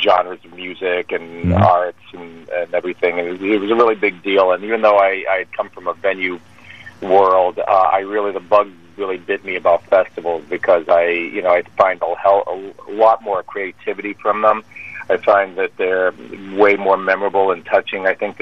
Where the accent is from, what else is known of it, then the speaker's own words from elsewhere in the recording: Lowell, Massachusetts, United States; I was born and raised in Lowell